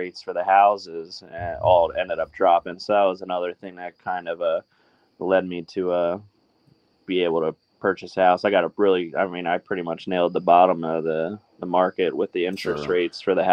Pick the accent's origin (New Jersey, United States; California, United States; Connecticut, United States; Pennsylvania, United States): New Jersey, United States; I'm from New Jersey